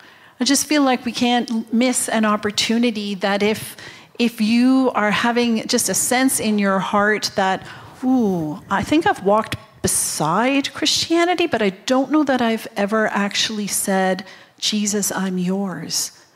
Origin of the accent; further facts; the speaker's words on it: Japan; born there; I'm a third generation missionary kid. I was born in Japan.